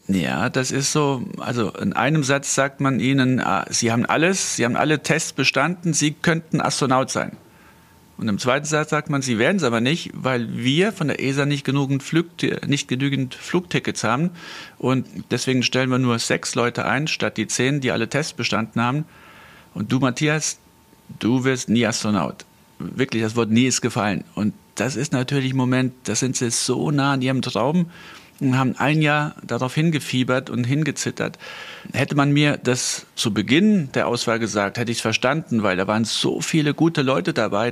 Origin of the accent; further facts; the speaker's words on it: Saarland, Germany; ich komme aus dem Saarland, und zwar aus dem ländlichen Bereich